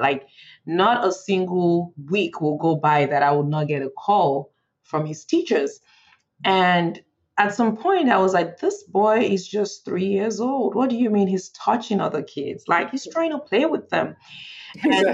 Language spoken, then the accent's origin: English; Nigeria; moved away as an adult; now in Frederick, United States; I was born in Nigeria and I grew up in Nigeria, uh, and I moved to the U.S. for college.